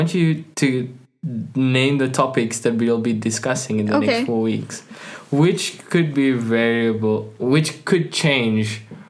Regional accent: South Africa; I'm from South Africa.

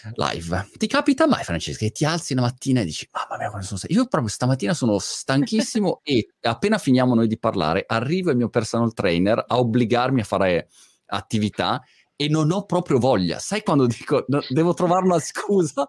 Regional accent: Milan, Lombardy, Italy; moved away; io diciamo milanese di, eh sì. di origine, ehm, però spatriato

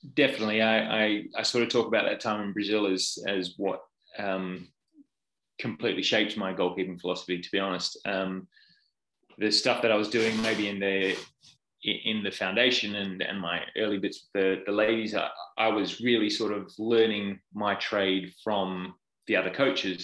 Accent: Perth, Western Australia, Australia; moved away as an adult; now in United Kingdom; I'm Australian. I'm from Perth on the west coast

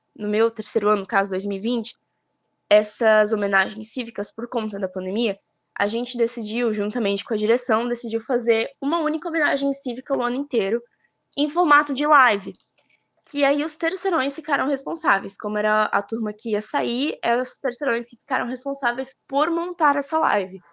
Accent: Botuverá, Santa Catarina, Brazil; sou aqui de Botuverá

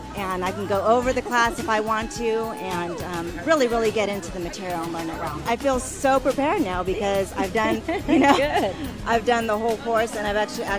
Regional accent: Las Vegas, Nevada, United States; I'm from Las Vegas, Nevada

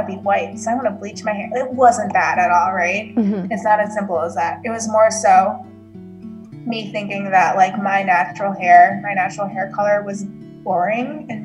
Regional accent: United States; we grew up in American culture

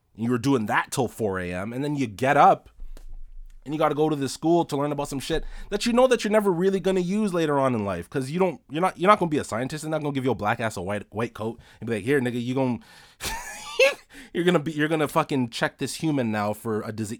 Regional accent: Toronto, Ontario, Canada; I was born and raised in Toronto, uh, Rexdale to be specific.

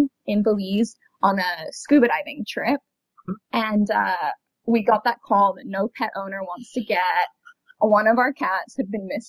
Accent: Florida, United States; also born or lived in London; my hometown in Florida.

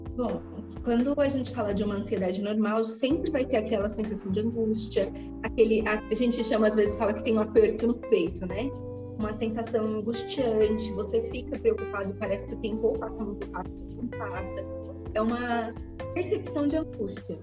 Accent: Guarulhos, São Paulo, Brazil; eu sou daqui de Guarulhos e eu tenho 26 anos

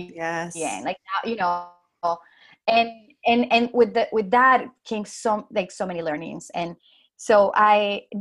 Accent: Dominican Republic; English is a second language; moved away as an adult; now in New York, United States; I come from the Dominican Republic

